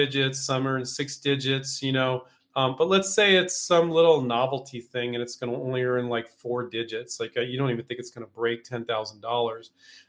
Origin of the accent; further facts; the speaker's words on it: California, United States; it's been 14 years since I grew up in California, but 14 years since I moved.